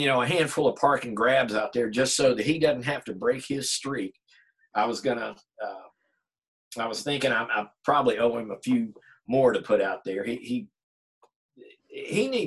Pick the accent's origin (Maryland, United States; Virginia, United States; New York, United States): Virginia, United States; moved away as an adult; my hometown up in Virginia is about an hour from here